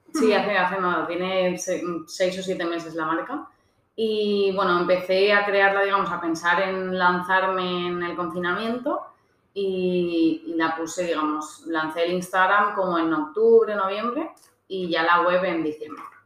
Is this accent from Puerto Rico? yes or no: no; Valencian Community, Spain; also born or lived in Australia; yo soy valenciana